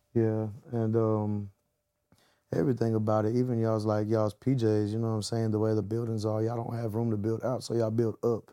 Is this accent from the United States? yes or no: yes; the South, Texas, United States; I'm from the South, so I'm forever gonna have a, a groove in me